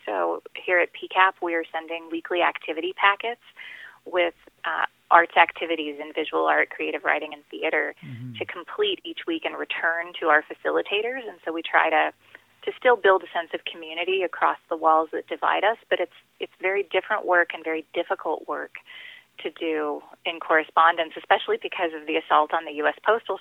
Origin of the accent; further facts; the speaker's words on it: El Paso, Texas, United States; moved away as an adult; also born or lived in Michigan; now in Ann Arbor, United States; My Spanish is pretty decent because I grew up in El Paso